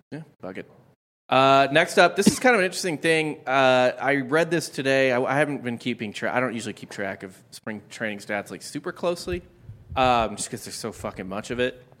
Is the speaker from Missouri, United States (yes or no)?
yes; St. Louis, Missouri, United States; I grew up in Saint Louis